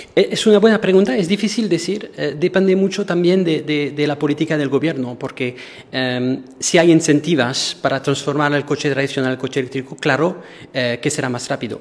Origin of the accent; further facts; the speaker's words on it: Marseille, Provence-Alpes-Côte d'Azur, France; Spanish is a second language; moved away as an adult; now in Portugal; Soy francés, eh, pero del sur de Francia, soy un latino